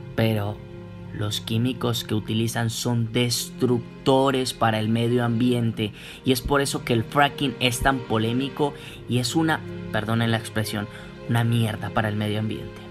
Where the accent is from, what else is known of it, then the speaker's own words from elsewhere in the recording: Colombia; nosotros somos colombianos